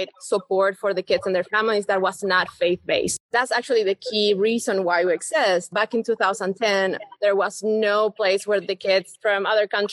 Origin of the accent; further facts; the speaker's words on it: Buenos Aires, Argentina; English is a second language; moved away as an adult; also born or lived in Mooresville, North Carolina / Atlanta; now in Charlotte, United States; I come from Buenos Aires in a very, very urban area